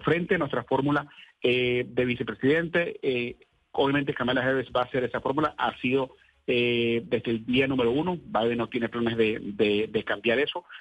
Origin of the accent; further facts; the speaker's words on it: Venezuela; now in United States; yo soy venezolano